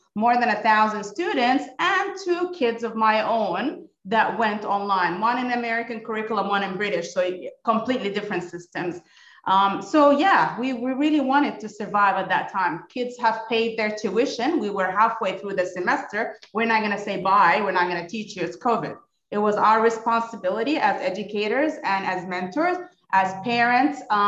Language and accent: English; Kuwait; moved away as an adult; also born or lived in United States / United Arab Emirates; now in Abu Dhabi, United Arab Emirates; I was born and raised in Kuwait. Originally Palestinian, Australian passport, but moved to the States for my PhD